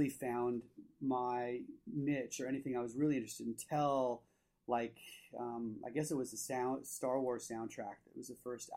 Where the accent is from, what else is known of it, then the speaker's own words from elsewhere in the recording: Saratoga, California, United States; also born or lived in San Diego; now in Los Angeles, United States; I grew up in Saratoga, which is, it's sister city to Los Gatos, which is by San Jose, Northern